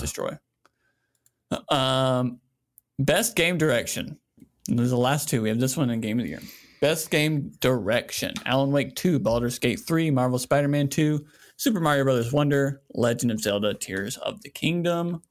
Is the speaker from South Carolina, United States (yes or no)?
yes; South Carolina, United States; a straight white man that born and raised in South Carolina